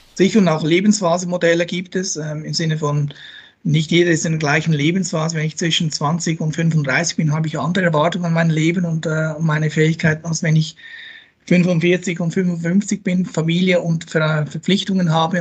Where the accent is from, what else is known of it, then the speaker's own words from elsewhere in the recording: Switzerland; moved away as an adult; now in Austria; als Schweizer